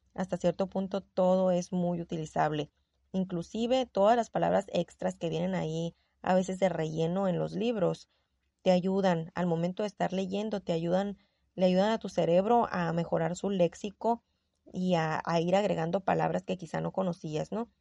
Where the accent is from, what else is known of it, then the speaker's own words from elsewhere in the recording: Sonora, Mexico; accent: norteña; tengo el tono de voz muy golpeado, yo lo sé, soy sonorense, soy norteña